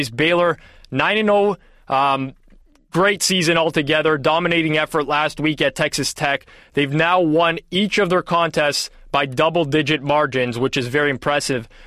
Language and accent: English; Canada; my French almost came out there just being a Canadian